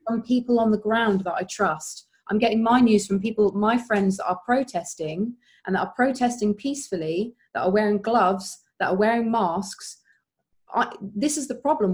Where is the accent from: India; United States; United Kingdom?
United Kingdom; Woking, South East England; moved away as an adult; now in Brighton, United Kingdom; I was brought up in Woking.